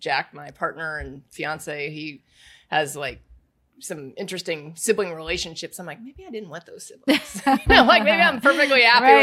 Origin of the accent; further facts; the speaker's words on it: Indiana, United States; I grew up in Indiana. So Indiana's a big basketball state.